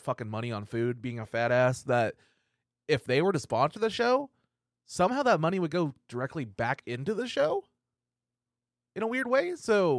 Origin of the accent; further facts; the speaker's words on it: Tulsa, Oklahoma, United States; I'm from the Tulsa area.